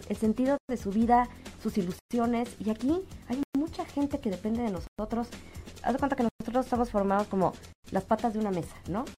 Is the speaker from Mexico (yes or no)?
yes; Mexico; como mamá, como mexicana, como ciudadana, como católica